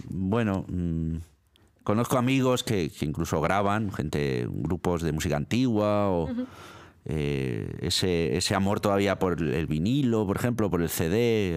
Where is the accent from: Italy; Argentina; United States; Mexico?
Italy; Milan, Lombardy; now in Spain; Yo nací en Milán, nací en Italia